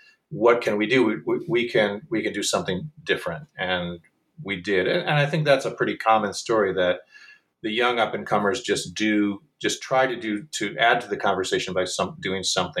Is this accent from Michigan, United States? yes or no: yes; Michigan, United States; now in Chicago, United States; Well, I'm from Michigan, and most of the company is from the Midwest.